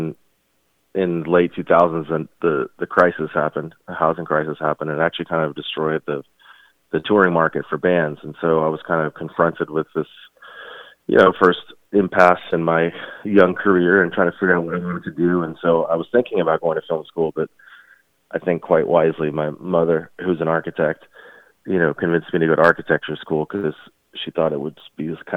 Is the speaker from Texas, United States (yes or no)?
yes; Houston, Texas, United States; we grew up in Houston.